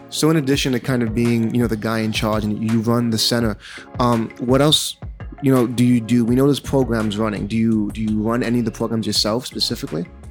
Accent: New York City, New York, United States; also born or lived in Bushwick; I moved to East New York kind of, uh, halfway through my childhood. I used to live in Bushwick

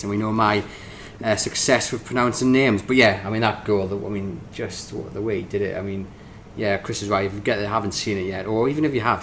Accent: Tyneside, North East England, United Kingdom; growing up on Tyneside

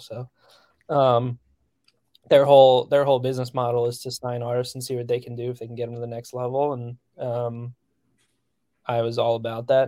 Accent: central New Jersey, United States; moved away; also born or lived in Nashville; I grew up, like, in central Jersey

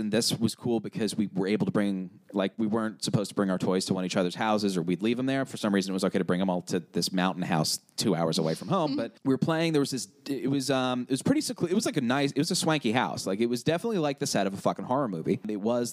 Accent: Long Island, New York, United States; moved away as an adult; now in Philadelphia, United States; We are from Long Island, so we are very much a trashy beach people

